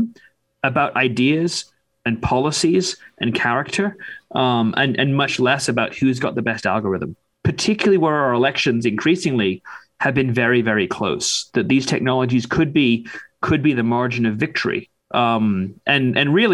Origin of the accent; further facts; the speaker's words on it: United Kingdom; now in United States; the United Kingdom, my home country